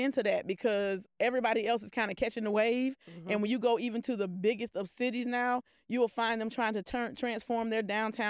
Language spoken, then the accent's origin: English; Polk County, Florida, United States; I'm from Polk County.